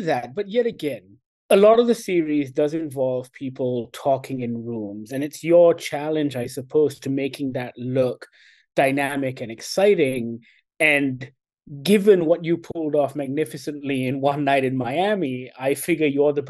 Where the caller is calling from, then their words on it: Kuala Lumpur, Malaysia; I'm dialing in from Kuala Lumpur in Malaysia.